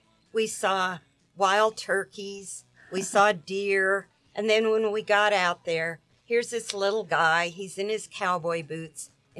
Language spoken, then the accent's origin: English; Nebraska, United States; now in Marathon, United States; I grew up in Nebraska in a small town, and I had 10 in my graduating class.